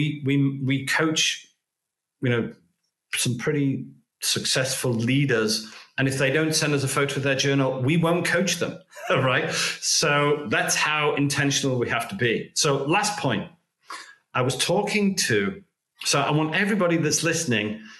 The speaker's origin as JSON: {"language": "English", "country": "United Kingdom", "moved": "yes", "lives_now": "United States", "said": "I'm British"}